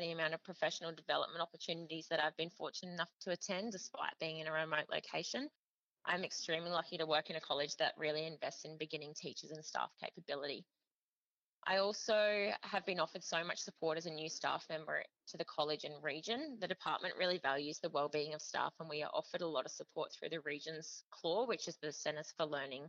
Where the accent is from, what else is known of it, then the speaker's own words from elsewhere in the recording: Queensland, Australia; As I came from the Sunshine Coast, I knew it was going to be tough to try and obtain a permanent position there